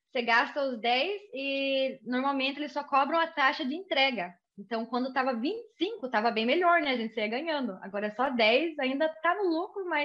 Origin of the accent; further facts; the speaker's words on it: Brazil; now in United States; Então, quando eu vim do Brasil para cá, o primeiro lugar que eu morei foi na Flórida.